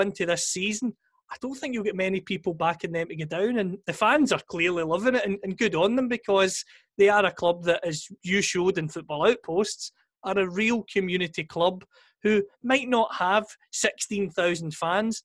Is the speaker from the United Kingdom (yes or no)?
yes; Greenock, Scotland, United Kingdom; Greenock Morton, my hometown club